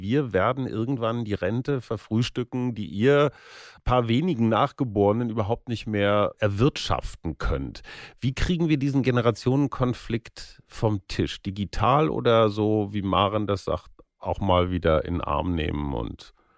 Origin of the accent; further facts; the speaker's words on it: North Rhine-Westphalia, Germany; bei uns in Westfalen